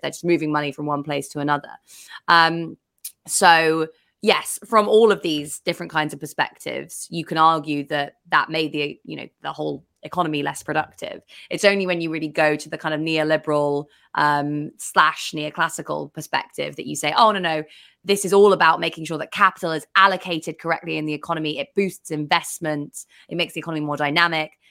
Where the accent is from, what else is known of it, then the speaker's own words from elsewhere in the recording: England, United Kingdom; as an English person